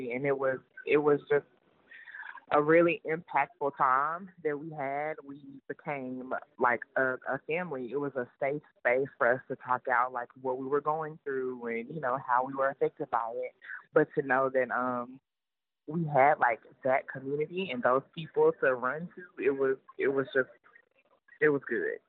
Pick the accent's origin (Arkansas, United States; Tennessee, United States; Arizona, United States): Arkansas, United States; North Little Rock; moved away as an adult; also born or lived in Fort Worth, Texas; So I'm originally from North Little Rock, Arkansas, and I knew I wanted to leave Arkansas